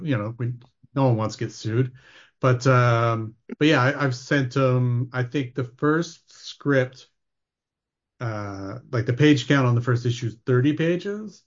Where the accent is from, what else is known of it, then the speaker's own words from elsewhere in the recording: Ontario, Canada; moved away as an adult; also born or lived in Vancouver; I grew up in Ontario, so I grew up as, like, a Tim Hortons kid